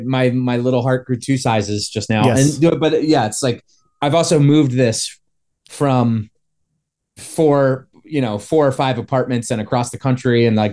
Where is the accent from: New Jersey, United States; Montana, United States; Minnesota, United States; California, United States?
New Jersey, United States; So I grew up in New Jersey.